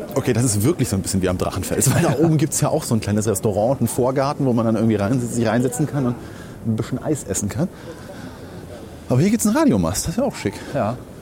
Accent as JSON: {"language": "German", "country": "Germany", "said": "als Deutscher"}